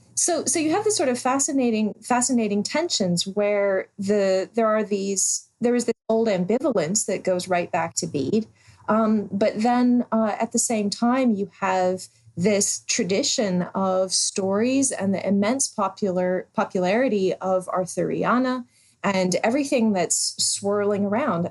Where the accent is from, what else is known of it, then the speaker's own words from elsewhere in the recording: United States; also born or lived in Alexandria, Virginia; us Americans who don't know Welsh geography all that well